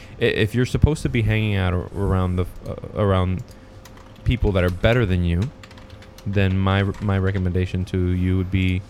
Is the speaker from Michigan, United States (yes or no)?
yes; Michigan, United States; I'm from Michigan, and I.